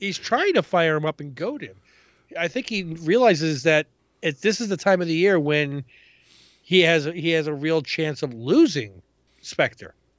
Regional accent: New York City, New York, United States; moved away; I grew up in Ravenswood and hung out in Queensbridge

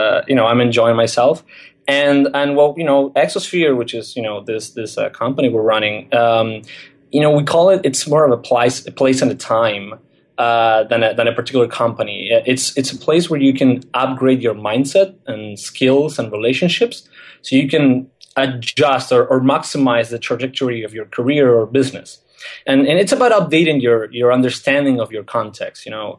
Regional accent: Argentina; English is a second language; I'm from Argentina. I'm 27 years old. And I think the interesting thing, I guess, that I can tell about myself is that I was very, a very weird case for Argentinian standards.

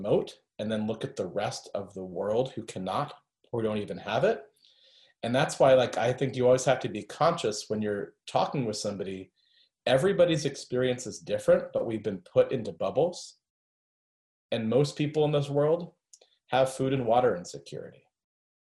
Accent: Florida, United States; I grew up in Florida and studied French instead of Spanish

